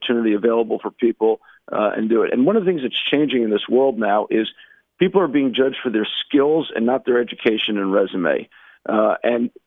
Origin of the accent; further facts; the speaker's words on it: United States; now in Israel; growing up in the States